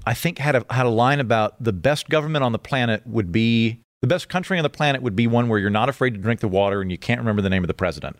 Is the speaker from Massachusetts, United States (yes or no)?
no; Oklahoma, United States; moved away; also born or lived in Los Angeles; I'm from Oklahoma